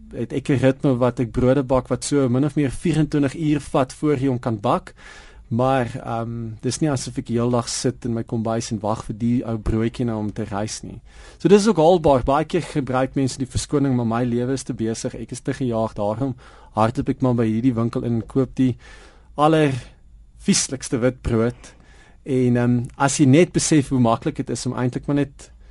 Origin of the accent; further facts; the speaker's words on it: Prince Albert, Western Cape, South Africa; now in Johannesburg, South Africa; op die dorp waar ek groot geword het in Prins Albert